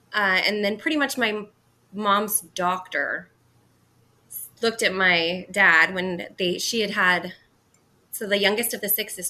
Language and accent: English; Southern California, United States; So I grew up in Southern California, in kind of a smaller like city for California, mm-hmm. but big compared to other places.